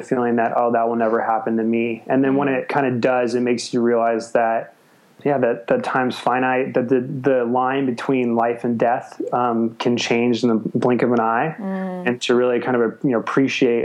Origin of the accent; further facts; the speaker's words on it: Arizona, United States; moved away as an adult; also born or lived in Los Angeles; now in Australia; I'm from Arizona, but went to school